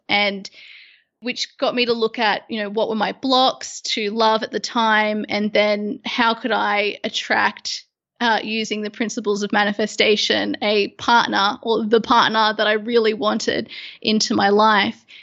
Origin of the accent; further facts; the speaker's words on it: Sydney, New South Wales, Australia; moved away as an adult; now in London, United Kingdom; at the moment, I'm in London. I was originally from Sydney